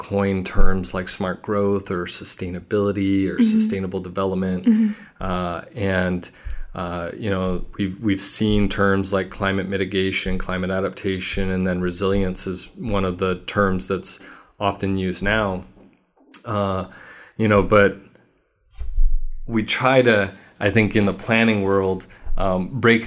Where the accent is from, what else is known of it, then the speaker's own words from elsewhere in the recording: Walnut, California, United States; also born or lived in Santa Barbara, California / Chino Hills, California / Upland, California / Rancho Cucamonga, California; now in Riverside, United States; I grew up in a small suburb called Walnut, right by Cal Poly Pomona.